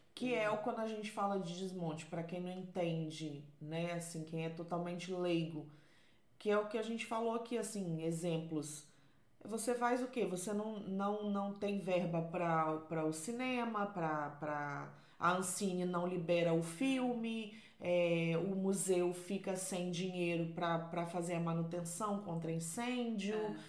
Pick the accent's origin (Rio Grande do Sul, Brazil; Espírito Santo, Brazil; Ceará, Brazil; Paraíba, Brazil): Espírito Santo, Brazil; Vila Velha; now in Portugal; eu sou de Vila Velha, lá no Espírito Santo